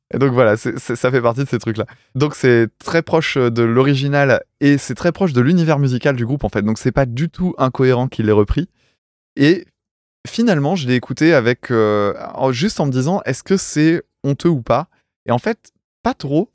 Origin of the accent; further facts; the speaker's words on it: France; en tant que français, tu vois, provincial